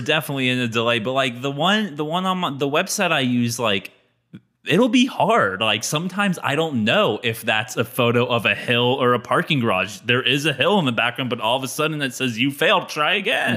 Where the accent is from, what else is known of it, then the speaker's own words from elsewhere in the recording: United States; also born or lived in Tucson, Arizona; I, as an American